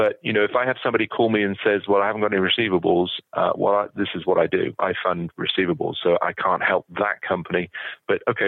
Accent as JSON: {"language": "English", "country": "United Kingdom", "moved": "as an adult", "lives_now": "United States", "said": "I was in the UK and I'd been working for a bank"}